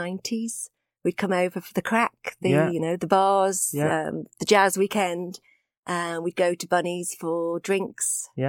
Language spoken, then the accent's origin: English; Crosby, North West England, United Kingdom; I mean, I suppose my childhood, I went to a comprehensive school in Crosby.